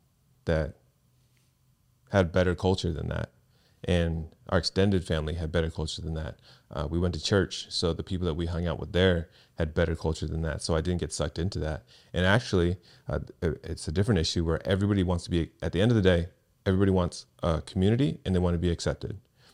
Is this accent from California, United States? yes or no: yes; Seaside, California, United States; So I grew up in Seaside, California, and Crips and Bloods were a big thing there.